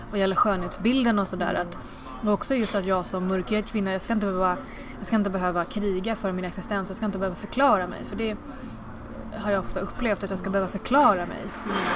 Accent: India; now in Sweden; jag är ju från Indien mm. och det finns inte så jättemånga indier i Sverige.

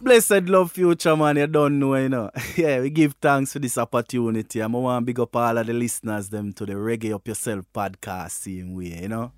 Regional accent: Westmoreland, Jamaica; moved away as an adult; now in Germany; I am from Westmoreland in Jamaica, you know. Westmoreland is a little rural district called Bart District in Westmoreland, there where my grandfather was a cane cutter and I grew with my grandparents

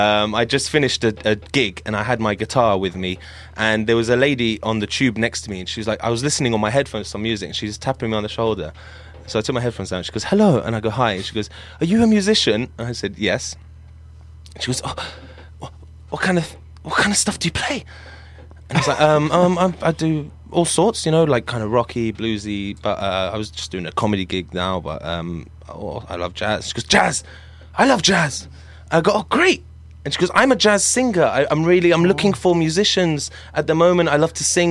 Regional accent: Syria; I'm from Syria.

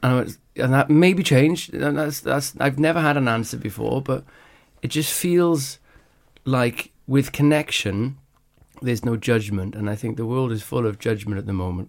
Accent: Wales, United Kingdom; I grew up in Wales

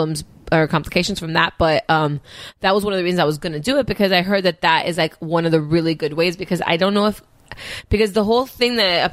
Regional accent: Miami, Florida, United States; I grew up in Miami. I'm Cuban

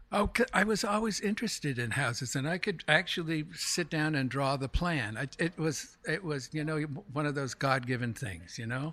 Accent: Montreal, Quebec, Canada; moved away as an adult; also born or lived in Stamford, Connecticut; now in New York City, United States; I'm originally from Montreal, Canada. I was born in, uh, Montreal

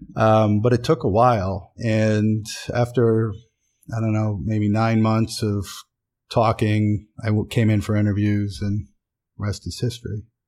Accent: Williamsport, Pennsylvania, United States; now in New York, United States; Williamsport, Pennsylvania. Town of 30, 35,000 people in the Susquehanna Valley

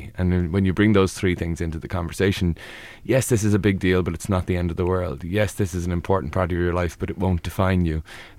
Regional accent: Ireland; we can be really impressive, especially as Irish people.

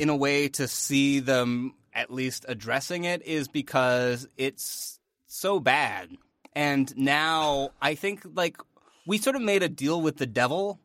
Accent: Northern Ontario, Canada; we're from Canada

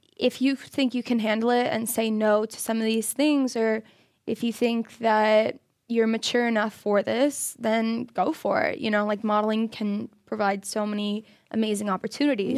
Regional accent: Florida, United States; I'm from Florida

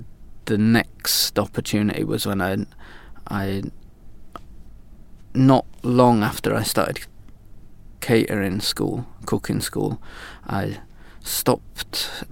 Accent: York, Yorkshire and the Humber, United Kingdom; moved away as an adult; also born or lived in Alps / Lake District; now in Sweden; I come from York originally in the north of England

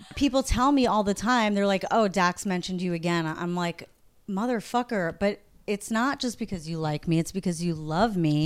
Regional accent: New York, United States; I'm from New York

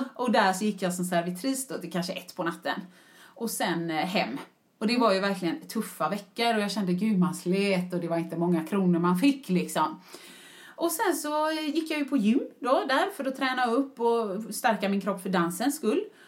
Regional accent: Gothenburg, Västra Götaland, Sweden; moved away as an adult; also born or lived in United Kingdom; jag var hemma i Göteborg

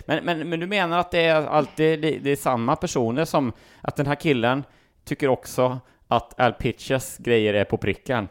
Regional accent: Sweden; vi är från Sverige

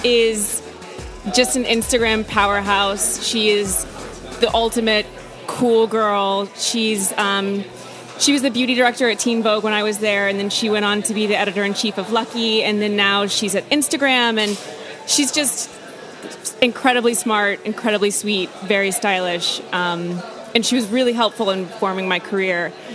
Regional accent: Austin, Texas, United States; moved away as an adult; also born or lived in New York / Cape Town; I grew up in Austin, Texas, and I went to NYU

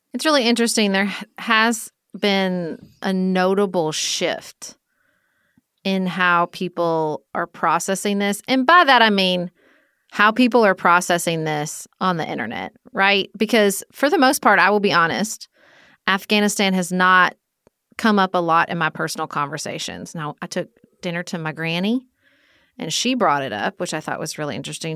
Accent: United States; as American people

